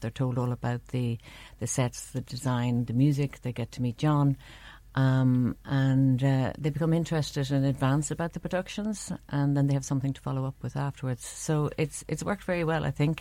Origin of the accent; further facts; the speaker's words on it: Dublin, Leinster, Ireland; now in Cork, Ireland; I grew up in Dublin